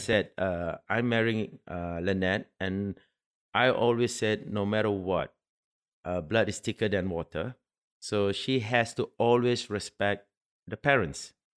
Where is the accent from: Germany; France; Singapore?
Singapore; now in United Arab Emirates; I'm Singaporean